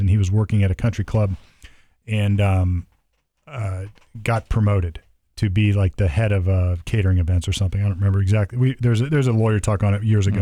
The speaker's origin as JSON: {"language": "English", "country": "United States", "said": "as an American"}